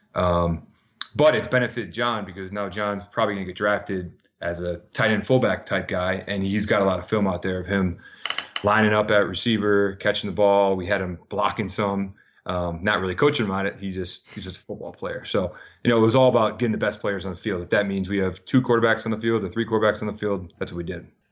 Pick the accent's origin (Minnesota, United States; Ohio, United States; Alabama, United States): Minnesota, United States; now in New Jersey, United States; back home in Minnesota